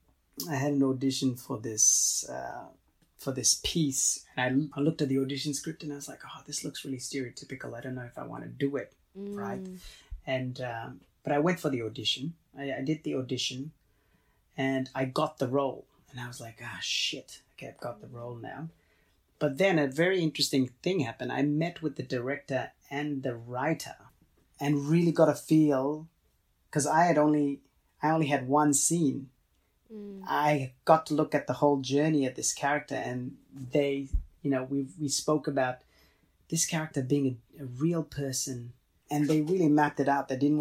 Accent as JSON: {"language": "English", "country": "Australia", "said": "My nationality, I'm Australian."}